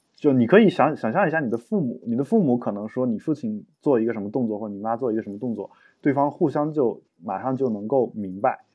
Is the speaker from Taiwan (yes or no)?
no; China